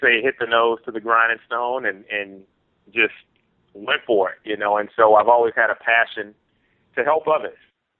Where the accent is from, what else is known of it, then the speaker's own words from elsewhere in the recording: New Orleans, Louisiana, United States; moved away as an adult; now in California, United States; So I'm originally from New Orleans, Louisiana. I grew up in New Orleans, the Seventh Ward